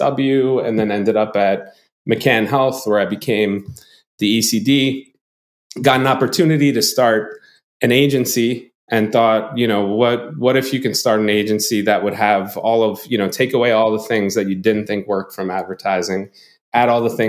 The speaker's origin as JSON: {"language": "English", "town": "North Babylon", "region": "New York", "country": "United States", "tie": "born or raised there", "said": "I grew up in a town called North Babylon. It's in Long Island"}